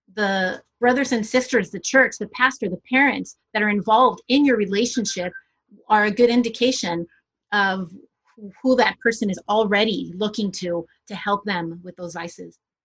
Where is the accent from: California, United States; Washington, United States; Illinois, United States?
California, United States; moved away as an adult; also born or lived in Senegal; now in Montreal, Canada; I am from California originally and I am uh, of Colombian descent